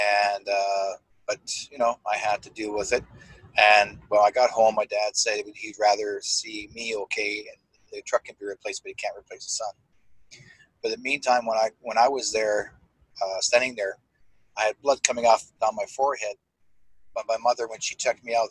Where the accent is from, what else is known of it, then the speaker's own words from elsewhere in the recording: Manitoba, Canada; I'm originally from Manitoba in the eastern part of Canada